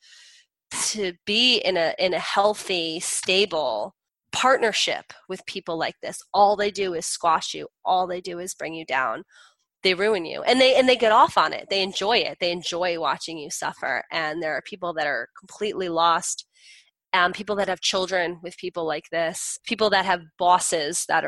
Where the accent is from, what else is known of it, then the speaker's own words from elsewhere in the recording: New Jersey, United States; I'm from Jersey.